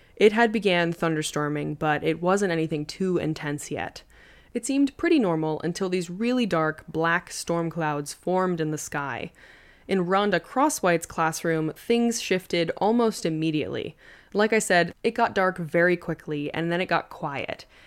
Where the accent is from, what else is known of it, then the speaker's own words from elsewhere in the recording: Long Island, New York, United States; growing up on Long Island, I've Been through a couple tropical storms